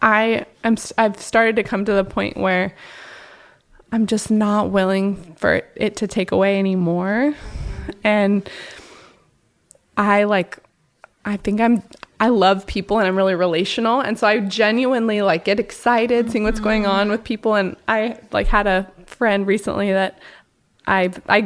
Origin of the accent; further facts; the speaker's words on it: Portland, United States; now in Hawaii, United States; living here in Hawaii, I'm from Portland area originally